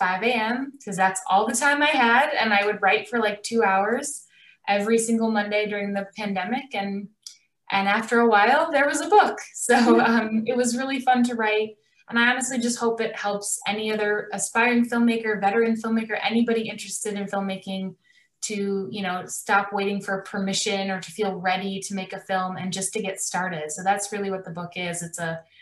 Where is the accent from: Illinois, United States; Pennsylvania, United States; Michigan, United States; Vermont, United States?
Illinois, United States; Chicago; now in Los Angeles, United States; I grew up in Chicago. I live in Los Angeles now